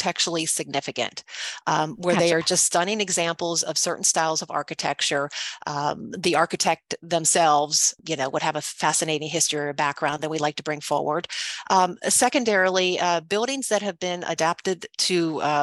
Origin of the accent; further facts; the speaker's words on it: Pittsburgh, Pennsylvania, United States; moved away as an adult; also born or lived in Chicago; moving outside of Pittsburgh, my hometown, to Chicago